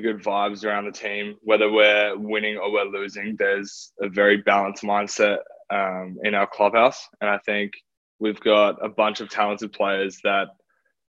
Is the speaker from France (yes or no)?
no; Australia; moved away as an adult; as an Australian